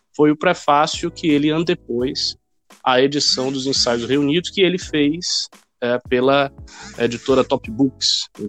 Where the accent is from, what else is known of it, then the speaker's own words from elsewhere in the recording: Salvador, Bahia, Brazil; moved away as an adult; now in São Paulo, Brazil; eu nasci em Salvador, no estado da Bahia, e vivi por lá a minha vida inteira, na verdade. Eu nunca, nunca morei em outro lugar, com exceção agora aqui de São Paulo, bem recentemente.